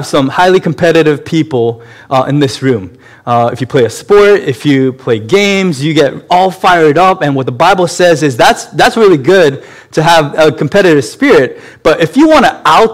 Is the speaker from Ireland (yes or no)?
no; South Korea; moved away; also born or lived in Massachusetts, United States; I was born in Massachusetts, but at the same time, my family moved back to South Korea, and I spent a good number of years in South Korea as a child.